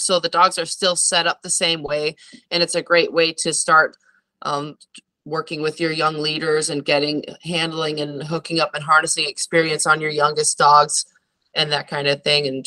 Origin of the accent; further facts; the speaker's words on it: northern Wisconsin, United States; moved away as an adult; now in Alaska, United States; growing up in the Midwest, you know, no mountains